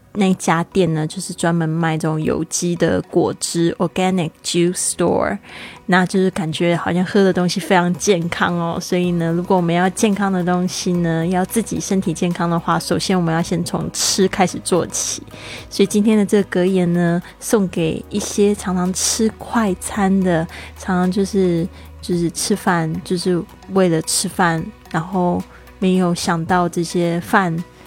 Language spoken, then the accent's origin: Chinese; Taiwan; 我们身为台湾人